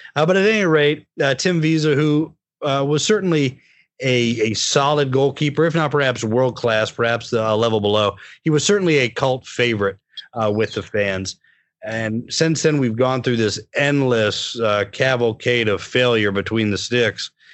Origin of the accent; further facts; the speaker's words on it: United States; as an American